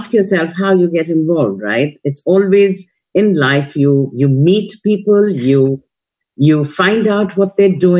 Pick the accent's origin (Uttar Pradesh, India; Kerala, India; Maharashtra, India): Uttar Pradesh, India; Lucknow; moved away as an adult; also born or lived in Dehradun / London; now in New York City, United States; I grew up in Lucknow, studied in Dehradun, which is the foothills of Himalayas.